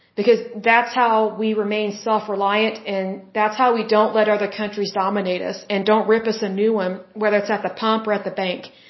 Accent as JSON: {"language": "English", "region": "Oklahoma", "country": "United States", "tie": "born or raised there", "said": "my home state of Oklahoma"}